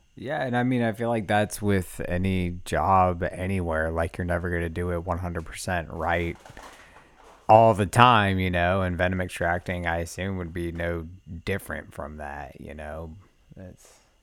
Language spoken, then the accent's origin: English; Manitowoc, Wisconsin, United States; born in Manitowoc.